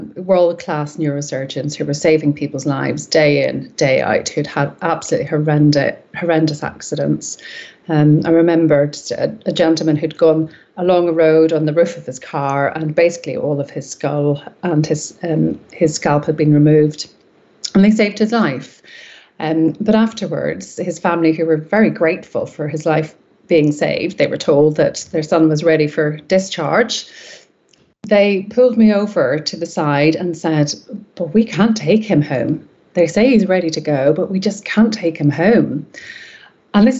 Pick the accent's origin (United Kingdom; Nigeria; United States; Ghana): United Kingdom; Belfast, Northern Ireland; moved away as an adult; now in North West England, United Kingdom; I was born and raised in Belfast in Northern Ireland